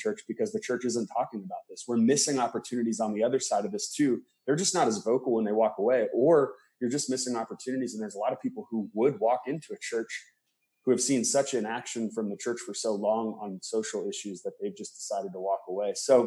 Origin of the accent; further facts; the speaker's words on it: rural Indiana, United States; also born or lived in Palm Springs, California / Boston; I was born in Palm Springs, California, lived there till I was 8. And then I moved to Indiana. I always say my parents did the reverse Beverly Hillbillies because I left Palm Springs and then grew up on a farm in Indiana.